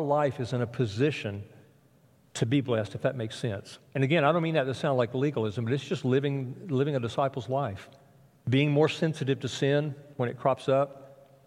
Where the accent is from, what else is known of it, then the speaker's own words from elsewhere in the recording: South Alabama, United States; Where I grew up in South Alabama